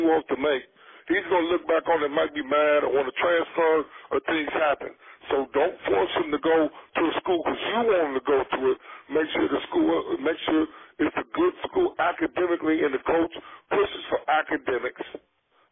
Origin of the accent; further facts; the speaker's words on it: the South, United States; I grew up in the South, so obviously there wasn't any hockey